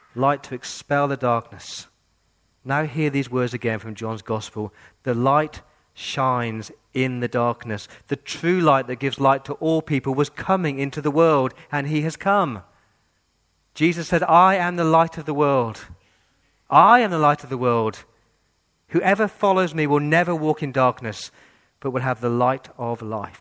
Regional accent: England, United Kingdom; now in Australia; I grew up in England in the 80s with the IRA

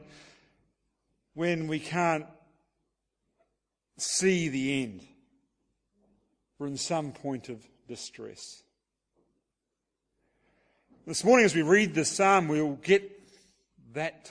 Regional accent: Hastings, Hawke's Bay, New Zealand; My hometown is Hastings, New Zealand

